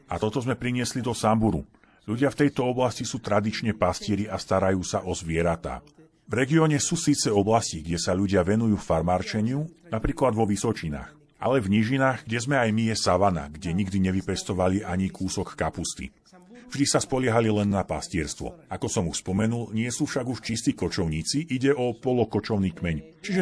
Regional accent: Colombia; No a ja pochádzam z Kolumbie, ktorá je v mnohom veľmi podobná Afrike. Avšak nezažívame takéto to suché tam, odkiaľ pochádzam. Práve naopak, máme veľa dažďa v pralesoch

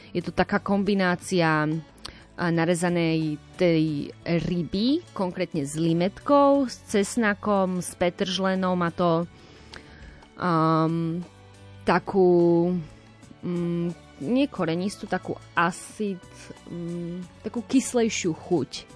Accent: Slovakia; also born or lived in Brno, Czech Republic; som zo Slovenska

